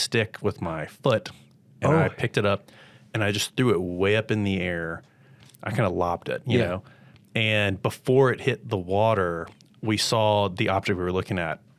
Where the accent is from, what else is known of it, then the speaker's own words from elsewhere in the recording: Mississippi, United States; See, I grew up in Mississippi